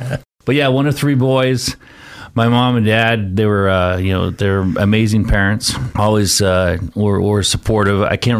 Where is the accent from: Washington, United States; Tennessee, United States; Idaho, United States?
Idaho, United States; Caldwell; So I was born and raised here in Caldwell and Nampa area.